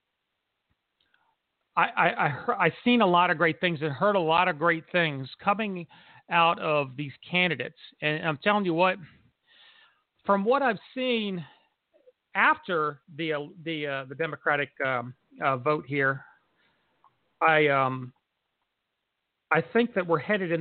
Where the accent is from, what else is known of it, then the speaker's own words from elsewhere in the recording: Cumberland Valley, Pennsylvania, United States; also born or lived in Harrisburg, Pennsylvania; I was born in Harrisburg, raised in Cumberland Valley.